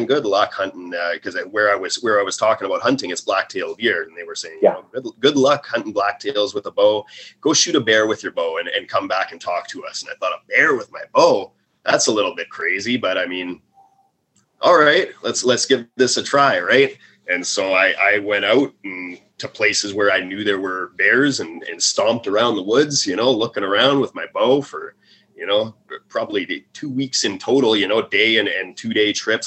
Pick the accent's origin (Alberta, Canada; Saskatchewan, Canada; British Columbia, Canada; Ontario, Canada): British Columbia, Canada; Vancouver Island; I grew up on Vancouver Island